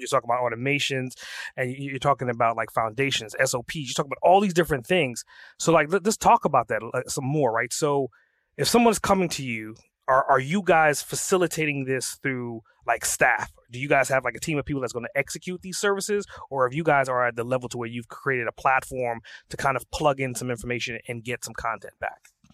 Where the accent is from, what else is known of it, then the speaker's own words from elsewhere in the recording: Trinidad & Tobago; I was born and raised in Trinidad